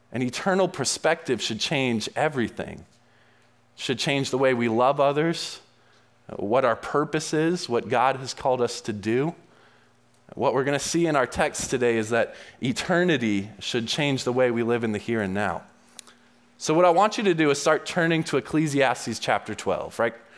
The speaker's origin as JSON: {"language": "English", "region": "New England", "country": "United States", "tie": "born or raised there", "said": "I grew up in the New England area and I loved skiing"}